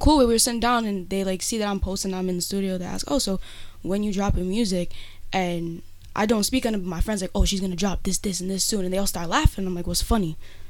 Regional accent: East Providence, Rhode Island, United States; I'm from East Providence

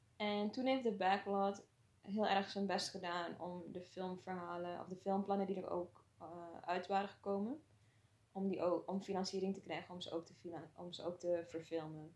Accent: Suriname; moved away as an adult; now in Netherlands; ik ben in Suriname opgegroeid

